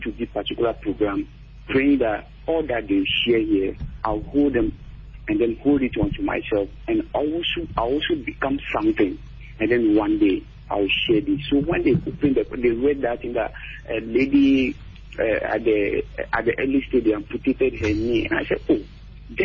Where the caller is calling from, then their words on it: Dodowa, Greater Accra, Ghana; I'm calling from Dodoa